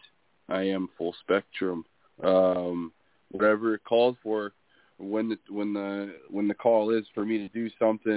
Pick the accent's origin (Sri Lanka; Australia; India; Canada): Canada; Winnipeg, Manitoba; moved away; also born or lived in Puerto Rico; to my hometown people in another language